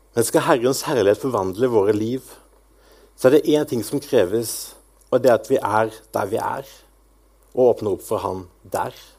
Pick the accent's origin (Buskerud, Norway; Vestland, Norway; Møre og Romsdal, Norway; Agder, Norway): Agder, Norway; Grimstad; also born or lived in Askim; now in Bryne, Norway; Jeg kommer opprinnelig fra Sørlandet, fra Grimstad